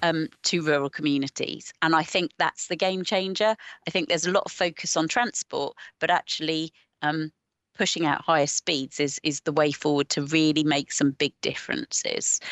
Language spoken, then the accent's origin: English; Watford, East of England, United Kingdom; now in the Fens, Cambridgeshire, United Kingdom; I'm originally from Watford